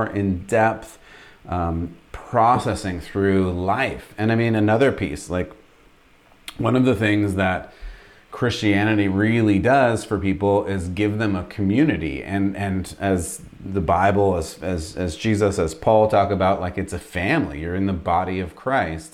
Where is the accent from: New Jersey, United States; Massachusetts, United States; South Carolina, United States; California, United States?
California, United States; moved away as an adult; now in Texas, United States; I grew up in California